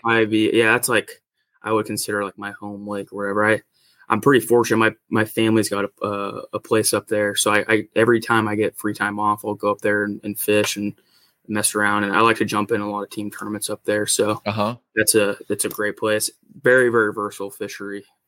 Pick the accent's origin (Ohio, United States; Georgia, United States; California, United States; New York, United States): California, United States; Northern; I've just you know grown up in Northern California. I'm kind of north of Sacramento